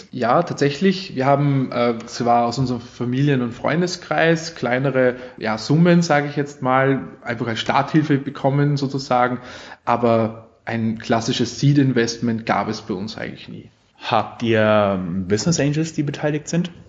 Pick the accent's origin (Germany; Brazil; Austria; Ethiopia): Austria; accent: Austrian; also ich, ich, ich, ich spreche österreichisch. Man versteht mich, ja.